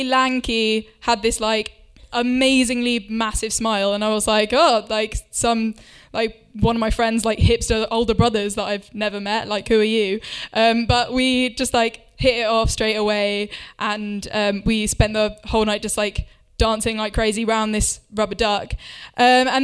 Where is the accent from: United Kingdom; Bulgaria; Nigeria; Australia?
United Kingdom; Winchester, South East England; my hometown of Winchester